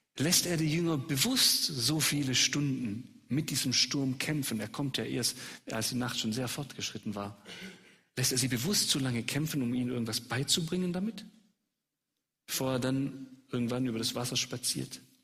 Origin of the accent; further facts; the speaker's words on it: Swabia, Germany; accent: Swabian; als Schwabe auf Schwäbisch